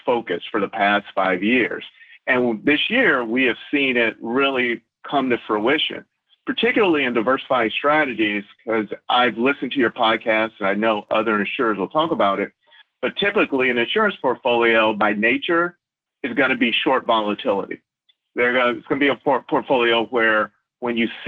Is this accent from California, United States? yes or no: no; Flint, Michigan, United States; also born or lived in New York; hometown, I'm born and raised in Flint, Michigan